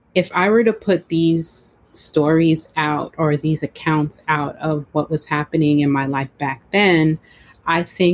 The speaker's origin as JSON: {"language": "English", "region": "New York", "country": "United States", "tie": "born or raised there", "also_born_or_lived": "Florida", "said": "My home state is New York"}